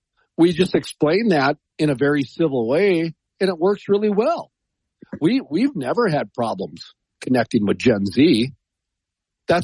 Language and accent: English; North Dakota, United States; I'm from North Dakota